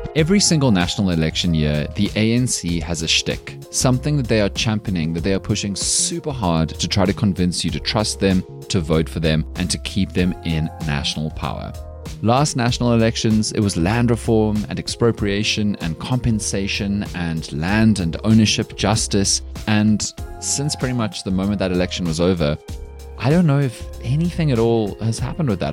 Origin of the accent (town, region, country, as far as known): South Africa